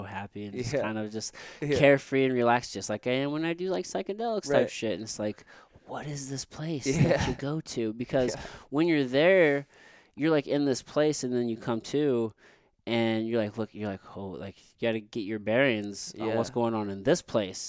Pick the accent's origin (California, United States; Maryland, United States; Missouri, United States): Missouri, United States; Jefferson City; now in St. Louis, United States; growing up in Missouri you know this is like the Bible Belt